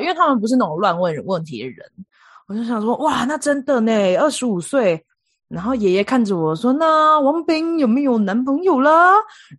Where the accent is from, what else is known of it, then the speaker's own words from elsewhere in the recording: Taiwan; moved away as an adult; also born or lived in India; now in United States; 我是来自台湾